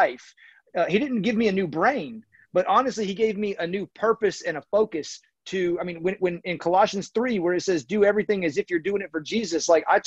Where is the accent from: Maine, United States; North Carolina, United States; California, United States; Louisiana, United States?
North Carolina, United States; Raleigh; I grew up in Raleigh, North Carolina